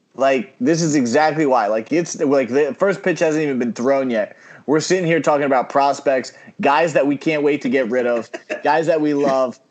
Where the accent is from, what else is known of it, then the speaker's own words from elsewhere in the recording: New York, United States; I'm a New Yorker